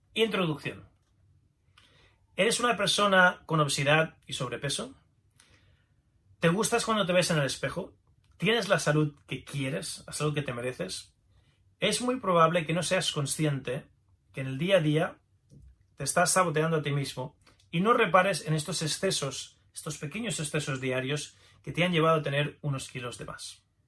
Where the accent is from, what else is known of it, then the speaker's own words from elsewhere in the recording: Pamplona, Navarre, Spain; soy autor de varios libros de medicina china, kung fu, nací en Pamplona, España, en 1970